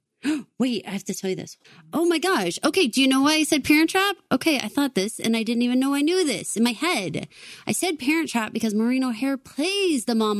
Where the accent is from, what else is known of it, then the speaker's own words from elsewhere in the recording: Massachusetts, United States; in the little tiny town that I grew up in Massachusetts